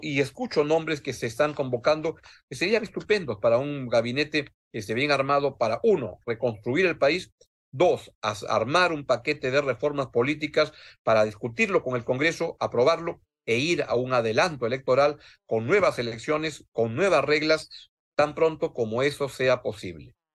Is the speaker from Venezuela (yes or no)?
no; Peru; En el Perú